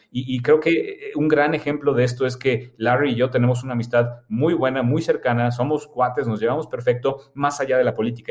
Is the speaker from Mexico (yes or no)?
yes; Mexico; also born or lived in Germany (half German); como mexicanos